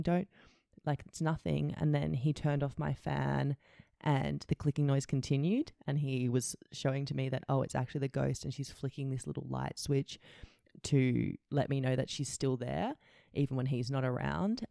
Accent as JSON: {"language": "English", "town": "Canberra", "region": "Australian Capital Territory", "country": "Australia", "tie": "born or raised there", "also_born_or_lived": "Indonesia", "said": "now I'm back in Canberra with all my high school friends"}